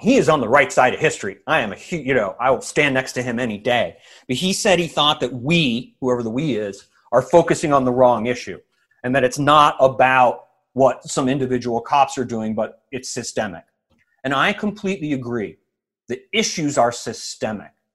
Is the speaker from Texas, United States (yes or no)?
no; Evanston, Illinois, United States; also born or lived in Rochester, New York; I was born in Rochester, New York, because my dad worked for Kodak, but by the time I was like three years old, we were in Evanston, Illinois